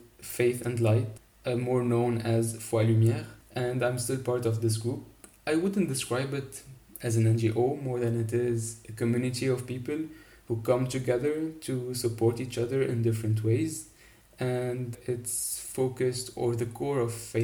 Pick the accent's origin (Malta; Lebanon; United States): Lebanon; I'm 22 years old and I'm from Lebanon. I live just outside of Beirut.